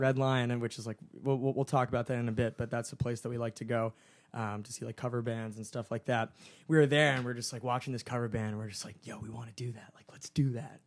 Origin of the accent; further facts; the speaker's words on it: Summit, New Jersey, United States; I'm from Summit, New Jersey